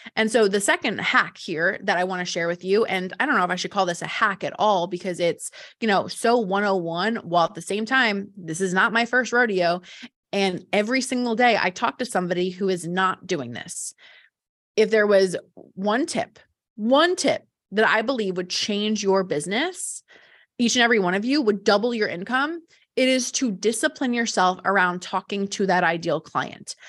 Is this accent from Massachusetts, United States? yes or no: no; New Jersey, United States; I'm from Jersey